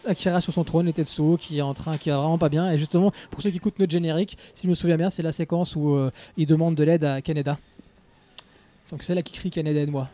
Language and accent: French; France; On est de France.